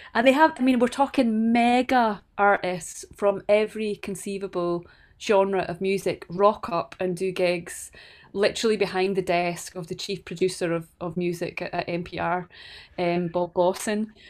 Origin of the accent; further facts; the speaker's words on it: Banknock, Scotland, United Kingdom; also born or lived in Dundee; when I moved from Banknock, um, at the age of seventeen, I moved to study at university in Dundee